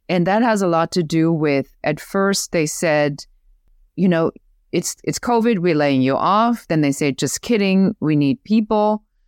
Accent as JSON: {"language": "English", "country": "Germany", "accent": "German", "second_language": "English", "moved": "yes", "said": "I'm originally from Germany. You may even hear still the accent"}